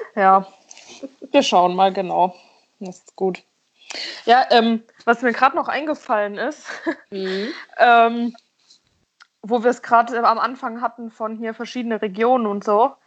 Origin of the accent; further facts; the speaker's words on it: about 60 km from Cologne, North Rhine-Westphalia, Germany; mein Heimatort quasi, wo ich aufgewachsen bin, ist so 60 Kilometer oder so von Köln weg